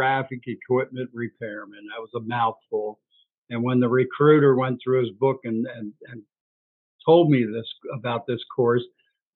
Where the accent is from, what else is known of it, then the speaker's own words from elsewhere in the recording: Baltimore, Maryland, United States; I'm from Baltimore